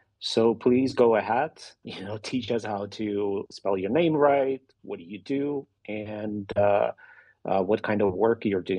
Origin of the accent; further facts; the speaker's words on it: Ukraine; first language Russian; English is a second language; I'm Ukrainian, but I'm not ethnically Ukrainian. You know, my family is, you know, Georgian and Roma and Russian, and my first language was Russian, Ukrainian.